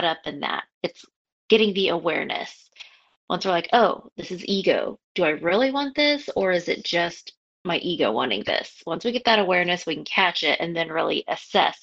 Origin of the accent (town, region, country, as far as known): United States